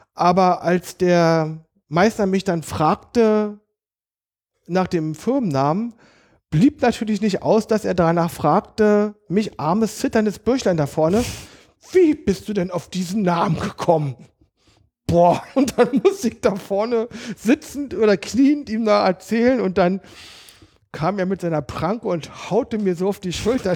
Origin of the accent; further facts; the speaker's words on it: Berlin, Germany; also born or lived in Kaulsdorf, Berlin; Also ich bin echter Berliner. Ja. Ich bin in Biesdorf ah. ähm, aufgewachsen. Geboren bin ich in Kaulsdorf